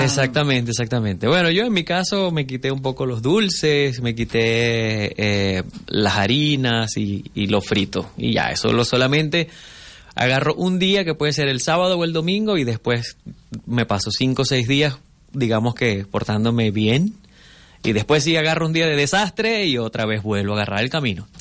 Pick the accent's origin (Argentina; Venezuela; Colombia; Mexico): Venezuela; also born or lived in Miami; venezolano. Ahora vivo entre Venezuela y un ratito por Miami también